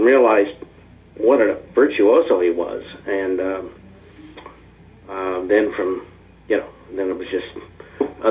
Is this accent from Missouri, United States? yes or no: yes; Kansas City, Missouri, United States; I was born here in Kansas City and raised here in Kansas City